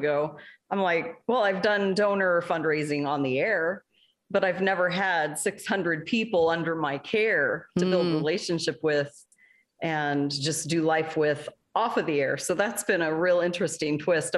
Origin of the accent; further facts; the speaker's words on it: Alaska, United States; I grew up in Alaska